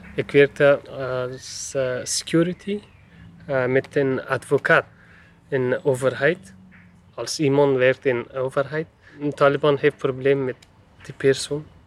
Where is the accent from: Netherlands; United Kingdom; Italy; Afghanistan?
Afghanistan; Dutch is a second language; moved away as an adult; now in Ghent, Belgium; Ik kom uit Afghanistan.